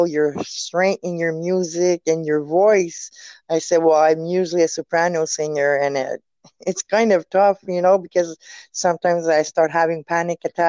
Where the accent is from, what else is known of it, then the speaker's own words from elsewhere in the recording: Quebec City, Quebec, Canada; accent: French; English is a second language; I'm French too